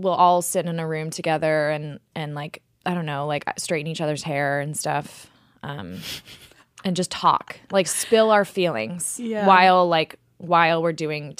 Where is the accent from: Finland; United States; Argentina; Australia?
United States; Texas; now in New York, United States; I was born here, but I grew up in Texas.